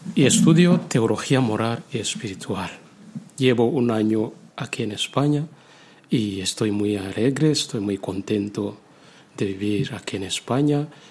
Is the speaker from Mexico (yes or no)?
no; Rwanda; Spanish is a second language; moved away as an adult; now in Spain; En África, sobre todo en mi país, Ruanda, allí tenemos tiempo para estar más con Dios